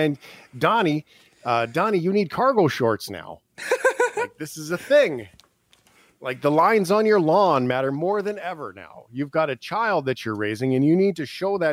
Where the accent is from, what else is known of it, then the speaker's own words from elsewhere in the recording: Calgary, Alberta, Canada; I'm even from Calgary